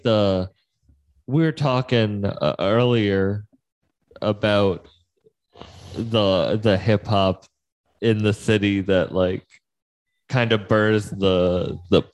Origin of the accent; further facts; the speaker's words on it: Massachusetts, United States; I'm from Massachusetts